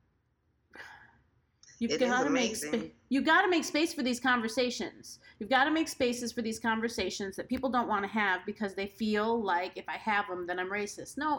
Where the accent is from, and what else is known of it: United States